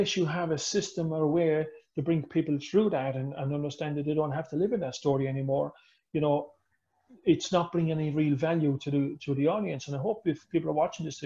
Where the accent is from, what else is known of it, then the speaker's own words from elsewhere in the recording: Ireland; I'm Irish